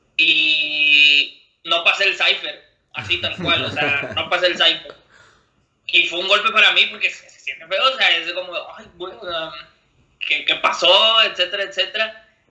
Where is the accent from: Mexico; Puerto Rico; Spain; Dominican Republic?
Mexico; Monterrey, Nuevo León; soy de Monterrey, México.